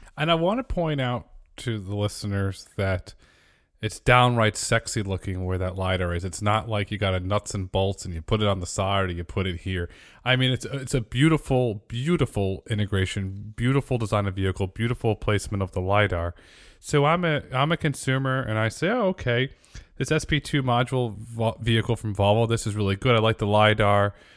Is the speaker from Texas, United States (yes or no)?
no; Connecticut, United States; I grew up in Connecticut